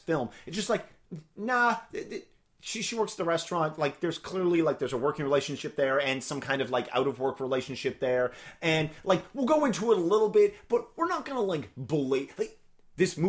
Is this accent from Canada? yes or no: yes; Canada; we're Canadian.